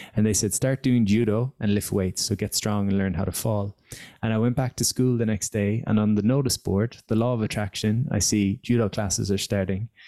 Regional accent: Galway, Connacht, Ireland; also born or lived in Dublin; I came back to my hometown of Galway at 24

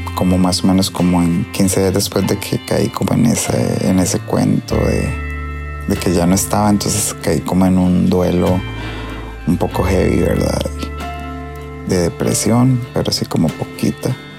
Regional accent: Hojancha, Guanacaste, Costa Rica; nosotros somos de Ojanche

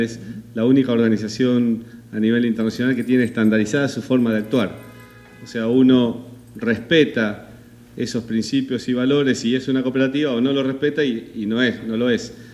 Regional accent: Argentina; soy argentino.

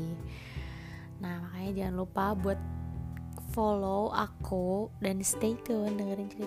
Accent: Bogor, West Java, Indonesia; born there; aku lahir di Bogor dan tinggal di Bogor

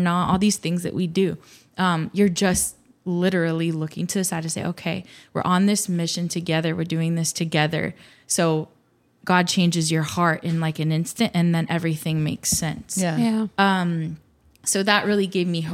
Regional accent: Miami, Florida, United States; I was born and raised in Miami

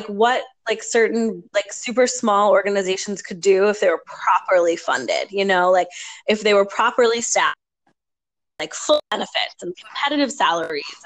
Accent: New York, East Coast, United States; now in Minnesota, United States; I grew up on the East Coast. I learned to drive in New York.

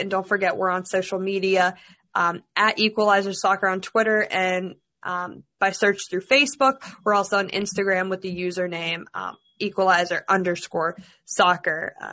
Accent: Russia; because I'm from Russia

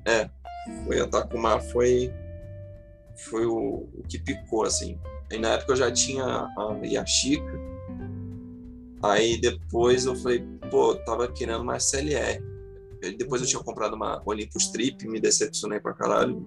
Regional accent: Maricá, Rio de Janeiro, Brazil; sou de Maricá, cidade vizinha de Niterói

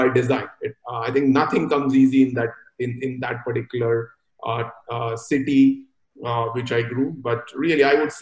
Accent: Mumbai, Maharashtra, India; now in Singapore; I was born and brought up in a big cosmopolitan called Mumbai

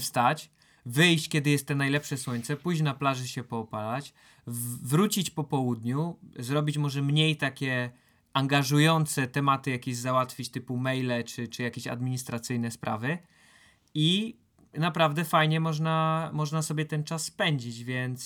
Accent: Silesian Voivodeship, Poland; jak się to mówi u nas na Śląsku

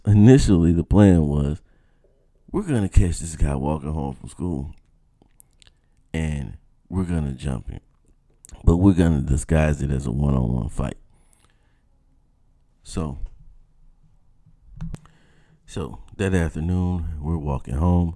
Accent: South Georgia, United States; When you're growing up in South Georgia, your recreational options are very limited

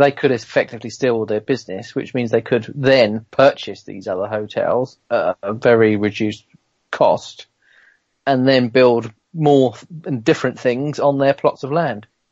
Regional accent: Kent, South East England, United Kingdom; I'm from Kent

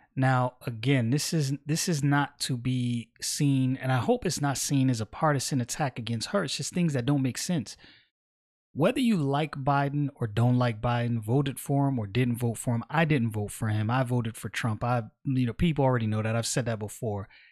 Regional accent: Brooklyn, New York, United States; moved away as an adult; I'm from Brooklyn, born and raised

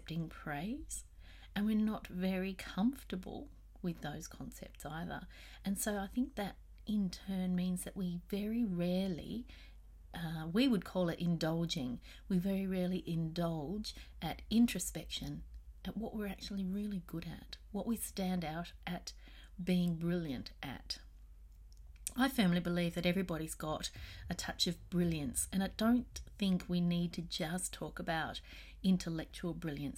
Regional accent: Australia; here in Australia

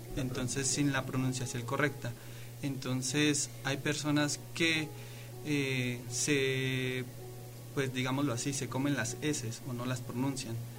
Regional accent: State of Mexico, Mexico; Nosotros como mexiquenses, como mexicanos

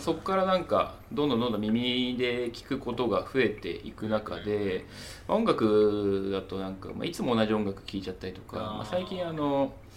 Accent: Tokyo, Japan; 東京育ち、

